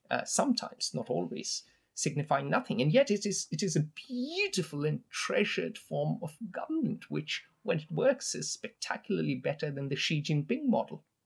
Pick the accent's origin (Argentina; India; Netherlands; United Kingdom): India; now in United States; I come from India.